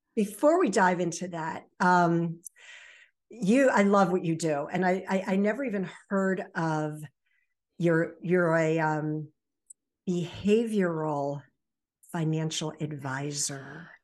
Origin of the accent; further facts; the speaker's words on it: Baltimore Annapolis area, Maryland, United States; also born or lived in Virginia Beach, Virginia; raised in the Baltimore Annapolis area